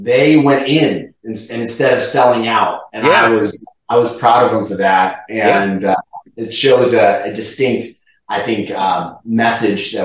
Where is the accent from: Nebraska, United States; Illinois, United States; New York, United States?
Illinois, United States; Chicago; also born or lived in Cincinnati, Ohio / Tampa, Florida; now in St. Petersburg, United States; I'm originally from Chicago